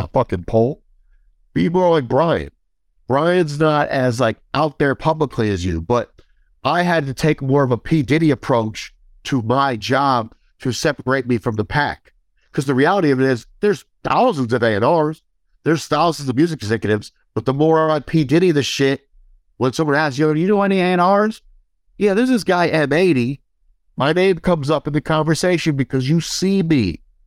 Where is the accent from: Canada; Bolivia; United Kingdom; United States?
United States; Midwest; I came from the Midwest